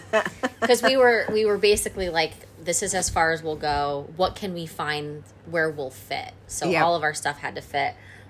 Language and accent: English; Scranton, Pennsylvania, United States; moved away as an adult; also born or lived in Philadelphia; We moved back to my hometown. Okay. So Wilkes-Barre-Scranton area.